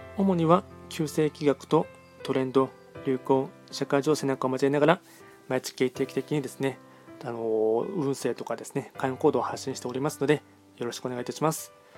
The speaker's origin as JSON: {"language": "Japanese", "town": "Nagoya", "region": "Aichi", "country": "Japan", "tie": "born or raised there", "also_born_or_lived": "Tokyo / Yokohama", "said": "僕はずっと、なんていうの、まあ、愛知県生まれです。"}